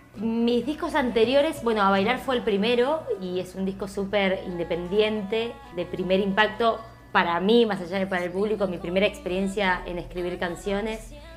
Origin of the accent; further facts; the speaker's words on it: Argentina; yo estaba poniendo toda mi rareza argentina, que a la vez soy latina, con todas las diferencias que tenemos los, los argentinos, porque hablamos distinto